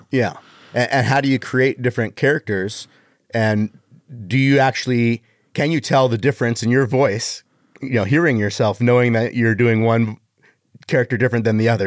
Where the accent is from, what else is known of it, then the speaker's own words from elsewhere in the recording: Canada; now in Las Vegas, United States; I was born in Canada.